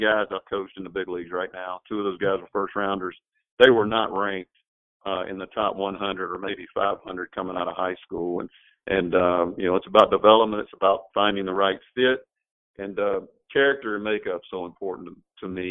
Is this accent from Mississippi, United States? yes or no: yes; Mississippi, United States; now in Louisiana, United States; I grew up in Mississippi